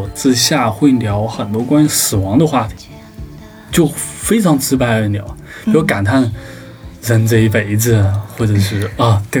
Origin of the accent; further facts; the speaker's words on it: Sichuan, China; moved away as an adult; now in Beijing, China; 我是四川的。一六年毕业来北京，开始北漂，所以现在的话就快接近五年。